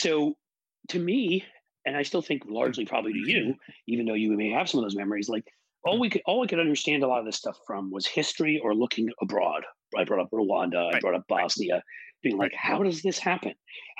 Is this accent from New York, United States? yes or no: yes; New York City, New York, United States; where I grew up in Peter Cooper Village in New York.